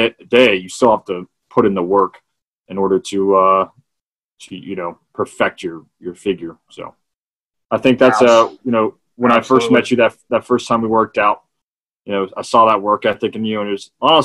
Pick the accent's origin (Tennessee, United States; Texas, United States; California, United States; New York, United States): Texas, United States; Hunt; also born or lived in Austin, Texas; Roddy Tree, I've lived there since I was 4 years old